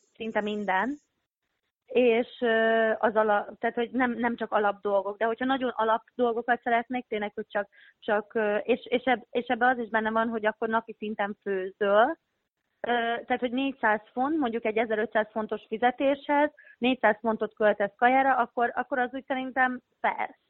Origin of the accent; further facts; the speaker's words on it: Hódmezővásárhely, Csongrád-Csanád, Hungary; moved away as an adult; ahol születtem, meg ahol felnőttem Szeged, Hordmezővásárhely Hódmezővásárhely része